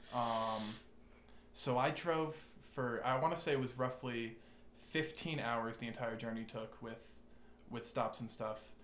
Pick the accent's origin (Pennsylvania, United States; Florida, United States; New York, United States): New York, United States; Pelham; moved away as an adult; now in Cullowhee, United States; I'm originally from from Westchester, New York, in a very small town called Pelham